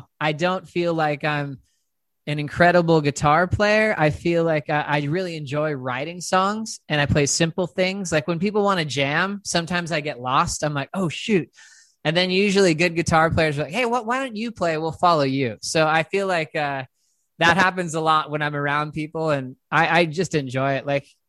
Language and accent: English; San Dimas, California, United States; born there; I moved around a lot. So I was born in a place called San Dimas, California.